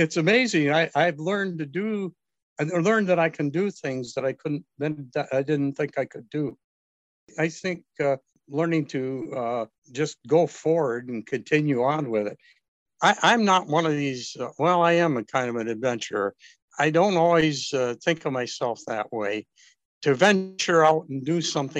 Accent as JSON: {"language": "English", "region": "Northern Michigan", "country": "United States", "tie": "born or raised there", "said": "growing up in Northern Michigan as a male"}